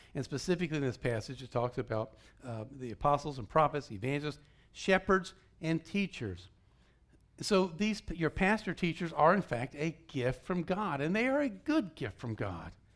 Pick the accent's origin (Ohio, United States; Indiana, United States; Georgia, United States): Georgia, United States; moved away; I grew up in Georgia